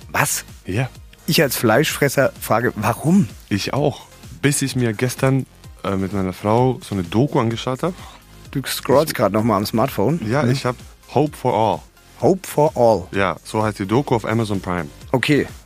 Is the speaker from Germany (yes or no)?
no; Serbia; hallo, ich bin, äh, ich komme aus Serbien.